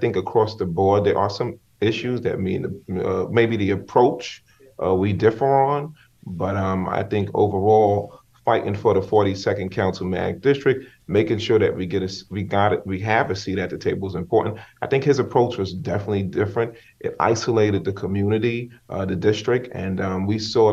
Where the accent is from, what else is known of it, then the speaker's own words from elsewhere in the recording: New York City, New York, United States; born and raised in East New York